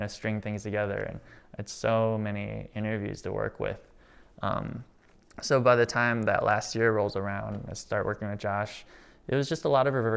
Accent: Rockford, Illinois, United States; I was from Rockford

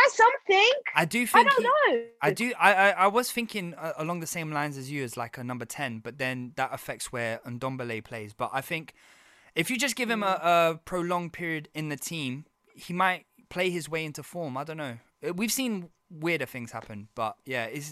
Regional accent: Brazil; I'm from Brazil

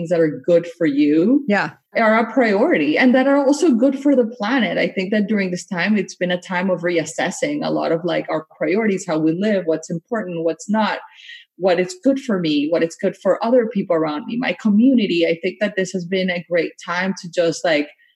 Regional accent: Colombia; also born or lived in Miami; now in United States; I grew up in Latin America and in Colombia

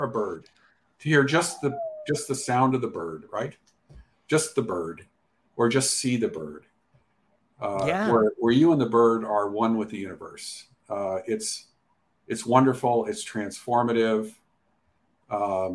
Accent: Montana, United States; I grew up in Montana. I grew up in a small town in Montana.

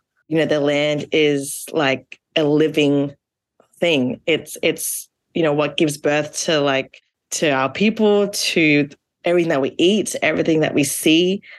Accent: Brisbane, Queensland, Australia; also born or lived in Canada; So I was born in Canada, but raised on Turrbal country, so north of the Brisbane River. My mum is from Samoa, and my dad is Chinese, but born and raised in Fiji. So I grew up most of my life here in Mianjin.

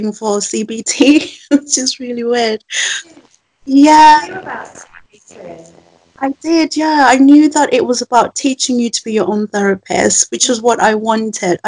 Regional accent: Zimbabwe; also born or lived in Birmingham; now in England; I was born in Zimbabwe, which is a country in the south of Africa, but I've lived in England for 15 years, so I think of myself as very northern as well as African

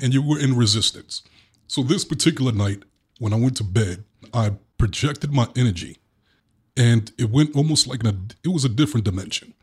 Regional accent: New York City, New York, United States; accent: Brooklyn; my Brooklyn accent

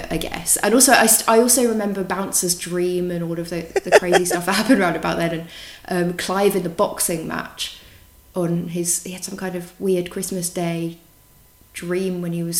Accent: United Kingdom; moved away as an adult; now in Switzerland; I'm from very near to London. I grew up in a town just northwest of London. And I moved out to Switzerland 4 years ago for work

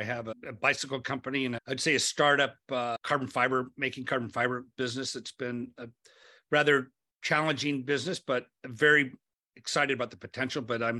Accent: Lakewood, California, United States; born there; Yeah, I was born in Lakewood, California. My parents were blue collar, came from, I think, Lakewood High School.

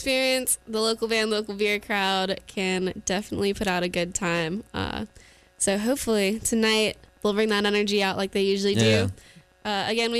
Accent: Cary, North Carolina, United States; now in Raleigh, United States; I grew up in Cary pretty much my whole life, and being under 18 near Raleigh and just living in Cary made me really hate the area.

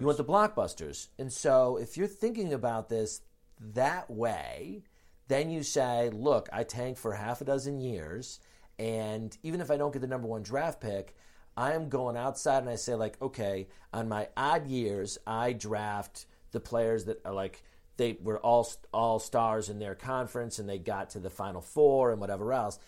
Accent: Chicago, Illinois, United States; we're both from Chicago

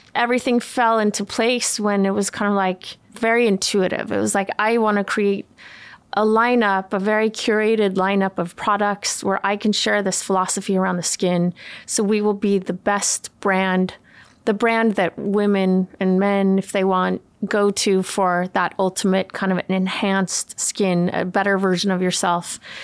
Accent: Umeå, Västerbotten County, Sweden; also born or lived in California, United States / Los Angeles, United States; now in United States; I grew up in Sweden my dad is Swedish and we moved when I was 10 from California

